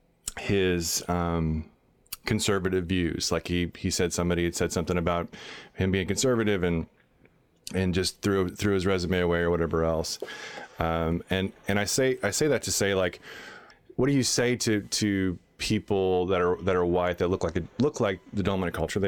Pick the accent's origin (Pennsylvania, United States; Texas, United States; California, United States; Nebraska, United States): Texas, United States; I grew up in Texas